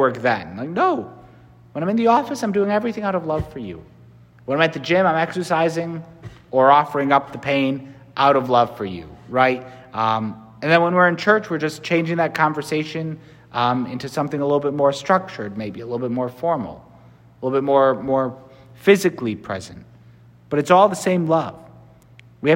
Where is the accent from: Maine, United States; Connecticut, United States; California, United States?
Connecticut, United States; I'm from Connecticut.